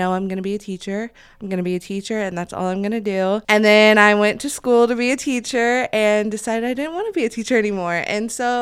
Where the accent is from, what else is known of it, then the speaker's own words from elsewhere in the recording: Muncie, Indiana, United States; I grew up in Muncie.